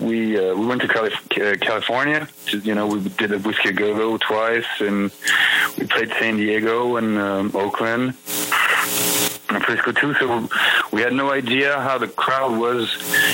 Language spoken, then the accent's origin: English; Paris, Île-de-France, France; English is a second language; we're from France. We're from Paris.